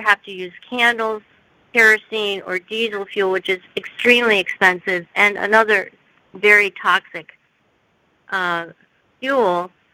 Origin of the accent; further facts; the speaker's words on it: United States; I'm I'm Korean, and I grew up in the United States